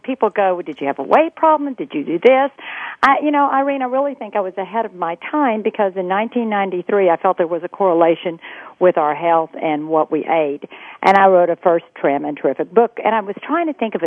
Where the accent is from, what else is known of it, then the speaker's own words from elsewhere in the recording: Texas, United States; I grew up in Texas